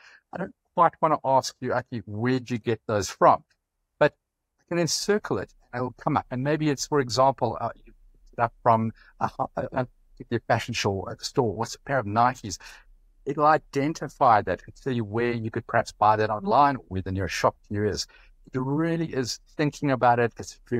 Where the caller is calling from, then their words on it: South Africa; I'm calling from South Africa.